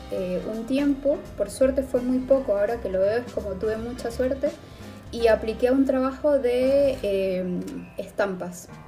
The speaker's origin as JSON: {"language": "Spanish", "region": "Andes", "country": "Venezuela", "accent": "Venezuelan and Argentine mix", "moved": "yes", "lives_now": "Argentina", "said": "somos una gocha más para el, para el podcast."}